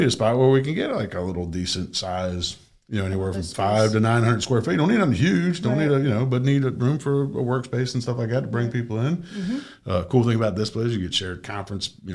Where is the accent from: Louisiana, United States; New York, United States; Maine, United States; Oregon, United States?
Maine, United States; Bangor; also born or lived in South Florida; now in Wellington, United States; I'm from Maine, north of where most Canadians live. Bangor, Maine.